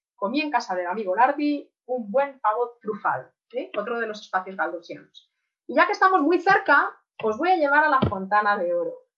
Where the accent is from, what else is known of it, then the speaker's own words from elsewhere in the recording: Madrid, Community of Madrid, Spain; para los que somos de Madrid